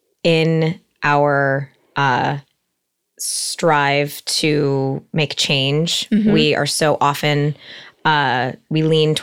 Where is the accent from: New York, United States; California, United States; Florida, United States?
California, United States; Encino; Most people call me … In that way … And I'm 31 years old. I am from the Valley, from Encino, born and raised.